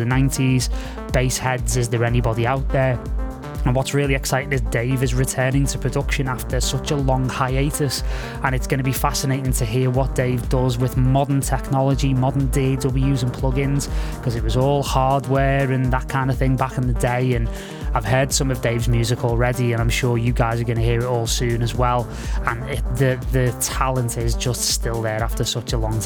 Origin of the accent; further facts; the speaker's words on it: Liverpool, North West England, United Kingdom; moved away; also born or lived in Los Angeles; from quite humble beginnings in Liverpool, obviously my hometown